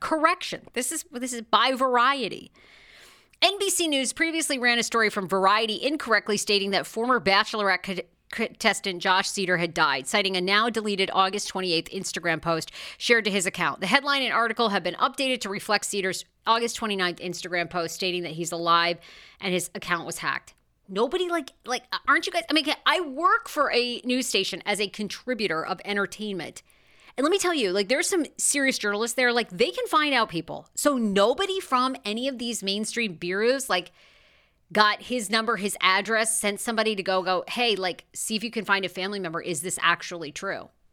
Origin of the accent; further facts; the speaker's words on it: Maine, United States; now in Los Angeles, United States; I'm from Maine